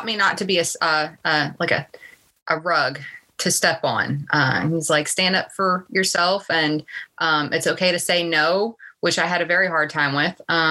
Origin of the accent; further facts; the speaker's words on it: Virginia, United States; moved away as an adult; now in Atlanta, United States; I grew up in a very small town in Virginia